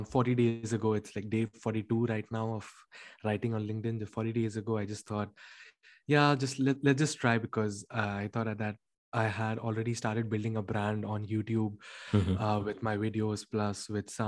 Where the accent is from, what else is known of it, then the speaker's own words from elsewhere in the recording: India; moved away as an adult; now in Paris, France; I'm from India